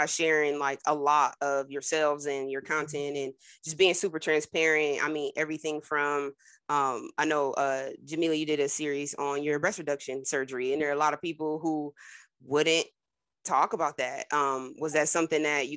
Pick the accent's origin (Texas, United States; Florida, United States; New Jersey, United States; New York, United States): New Jersey, United States; moved away; I'm from Jersey originally